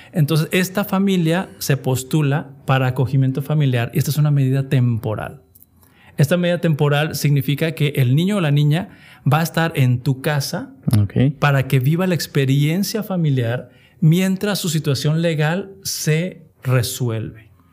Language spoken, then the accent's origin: Spanish; Mexico; como sociedad mexicana, como adventistas o como cristianos